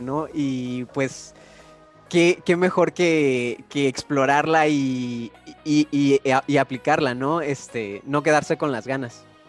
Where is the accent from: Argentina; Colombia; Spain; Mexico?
Mexico; Guanajuato; now in Tijuana, Mexico; como yo soy de allá de Guanajuato